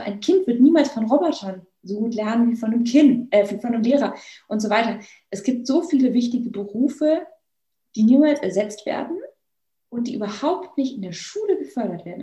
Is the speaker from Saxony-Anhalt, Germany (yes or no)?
no; Bavaria, Germany; Ich komme ja hier aus Bayern